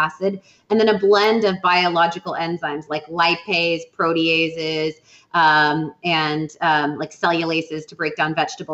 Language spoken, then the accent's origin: English; Wisconsin, United States; I'm from Wisconsin